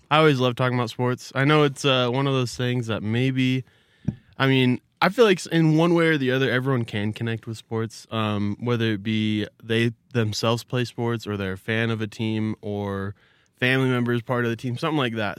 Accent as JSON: {"language": "English", "region": "Arizona", "country": "United States", "said": "I'm from Arizona"}